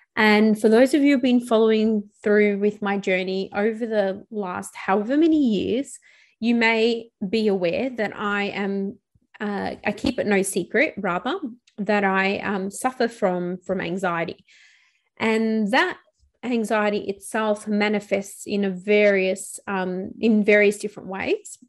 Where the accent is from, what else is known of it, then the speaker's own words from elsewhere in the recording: Melbourne, Victoria, Australia; returning back to my hometown of Melbourne